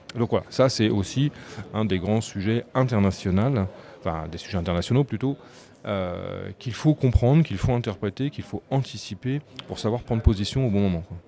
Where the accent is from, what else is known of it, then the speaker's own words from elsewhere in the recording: France; en tant que Français